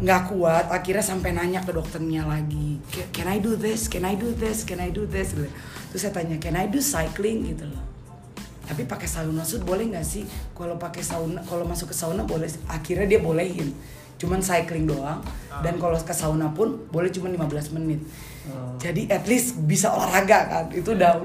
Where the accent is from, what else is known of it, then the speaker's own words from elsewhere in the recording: Ambon, Maluku, Indonesia; gua Ambon